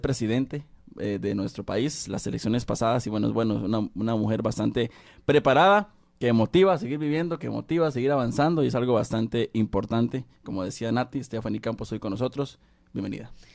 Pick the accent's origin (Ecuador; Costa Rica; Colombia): Costa Rica; acá en mi país, Costa Rica